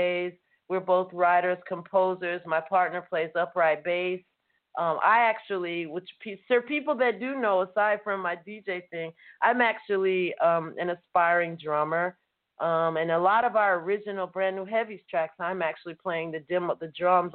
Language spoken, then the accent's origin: English; Atlanta, Georgia, United States; moved away; also born or lived in California / England; originally I'm from Atlanta